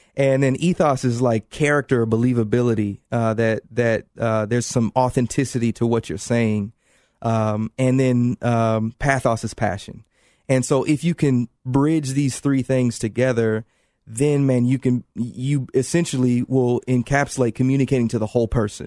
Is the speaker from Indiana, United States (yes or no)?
yes; Indianapolis, Indiana, United States; moved away; I'm from Indianapolis